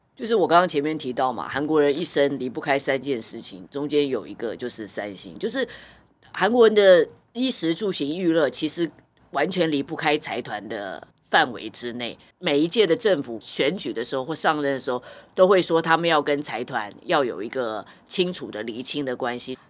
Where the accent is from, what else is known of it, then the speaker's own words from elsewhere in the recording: Taiwan; 就是我们台湾人很非常知道这个辛拉面之父哦